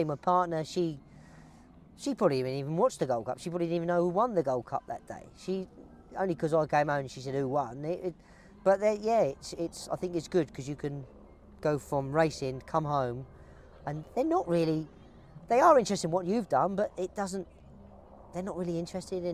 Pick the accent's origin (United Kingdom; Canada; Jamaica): United Kingdom; Brighton, South East England; I'm from Brighton